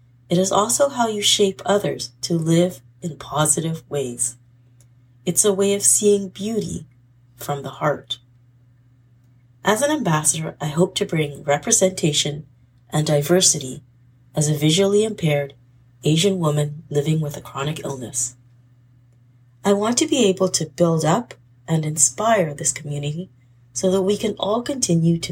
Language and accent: English; British Columbia, Canada; I am from British Columbia, Canada